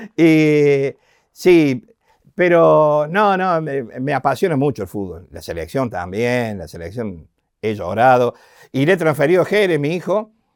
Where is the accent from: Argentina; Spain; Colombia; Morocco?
Argentina; Encima del interior, con mucha raíz